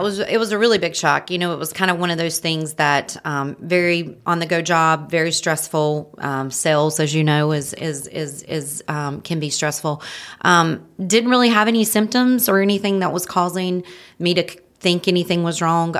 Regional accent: Marion, North Carolina, United States; now in Hickory, United States; I'm from Marion, North Carolina.

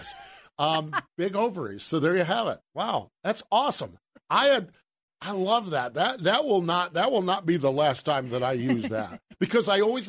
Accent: Myerstown, Pennsylvania, United States; I'm from Myerstown, Pennsylvania. I'm even called the ….

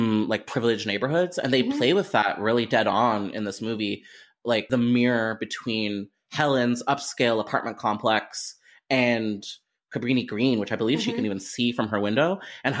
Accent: Toronto, Ontario, Canada; my hometown, Toronto

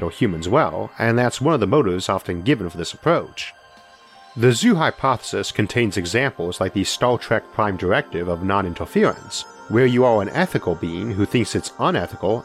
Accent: Geneva, Ohio, United States; wines we make up in my hometown of Geneva

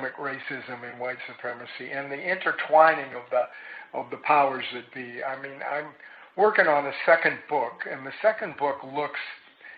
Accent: Boston, Massachusetts, United States; now in Chicago, United States; I come from Boston

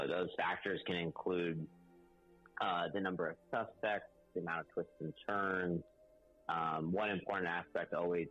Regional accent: Claremont, California, United States; I grew up in Southern California in a small town called Claremont.

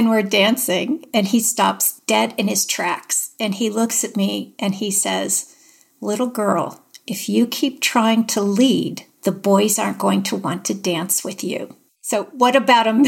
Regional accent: Erie, Pennsylvania, United States; moved away as an adult; I grew up in Erie, Pennsylvania

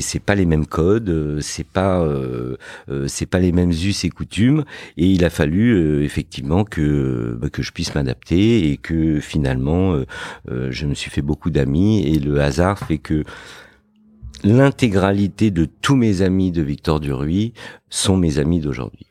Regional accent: Fontenay-sous-Bois, Île-de-France, France; also born or lived in Morocco; j'ai grandi euh, dans une banlieue dans le 94 qui s'appelle Fontenay-sous-Bois

